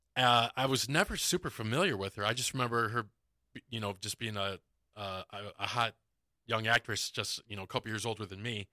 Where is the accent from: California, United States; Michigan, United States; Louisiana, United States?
Michigan, United States; Detroit